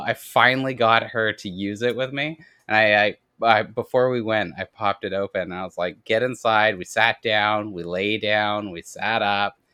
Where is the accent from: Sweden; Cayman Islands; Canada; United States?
Canada; I'm Canadian